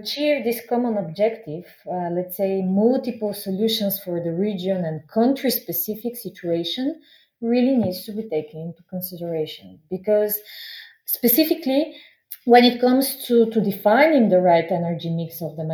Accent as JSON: {"language": "English", "country": "Bulgaria", "said": "I'm also coming from the Balkans. Because I'm a Bulgarian"}